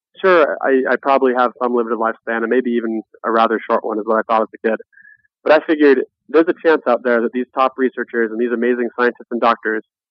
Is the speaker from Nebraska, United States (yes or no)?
yes; Nebraska, United States; I was born in Nebraska